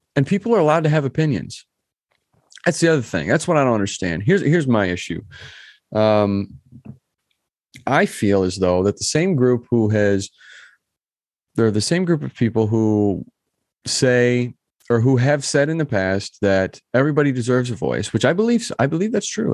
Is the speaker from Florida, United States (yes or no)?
no; Michigan, United States; I'm from Michigan